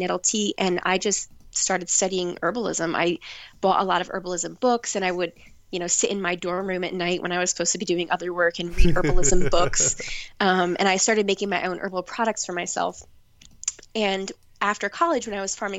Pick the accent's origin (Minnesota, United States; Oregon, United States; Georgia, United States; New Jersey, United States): New Jersey, United States; now in New Hope, United States; I volunteered on an organic vegetable farm in my hometown, which I did not know, but it was actually one of the oldest CSAs in New Jersey